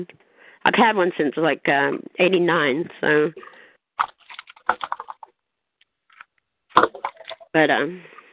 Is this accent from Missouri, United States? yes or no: yes; Kansas City, Missouri, United States; also born or lived in California; Kansas City, Missouri, is where I'm from